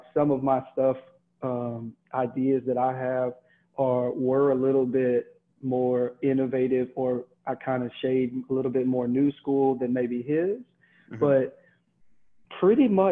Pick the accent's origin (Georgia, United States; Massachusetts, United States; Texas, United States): Texas, United States; growing up in Texas